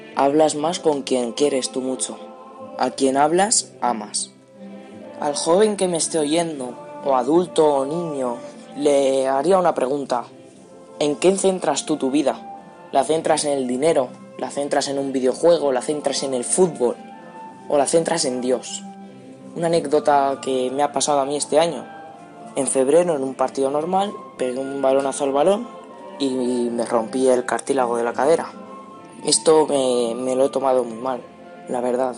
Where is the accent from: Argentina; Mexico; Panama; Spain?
Spain; Cuenca, Castilla-La Mancha; tengo 14 años, soy de Cuenca